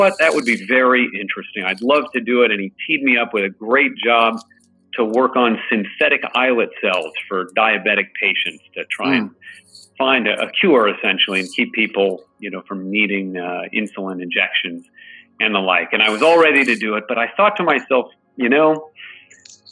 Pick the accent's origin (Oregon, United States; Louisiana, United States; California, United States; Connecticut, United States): California, United States; San Francisco; growing up in the Bay Area, right near UC San Francisco